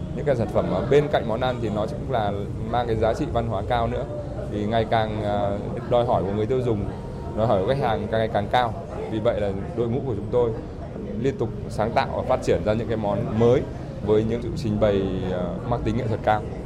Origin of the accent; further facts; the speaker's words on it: Trung Du, hometown in Vinh Phuc province, Vietnam; Tôi thì ờ, là người sinh ra và lớn lên ở vùng Trung